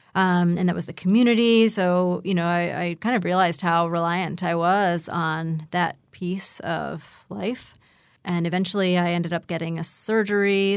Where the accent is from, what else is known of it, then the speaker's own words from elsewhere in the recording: Pittsburgh, Pennsylvania, United States; moved away; also born or lived in Asheville; I'm from Pittsburgh